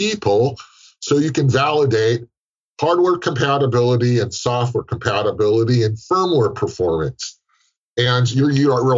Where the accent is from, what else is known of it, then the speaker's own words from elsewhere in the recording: San Francisco Bay Area, California, United States; I live in California. I'm from the San Francisco Bay Area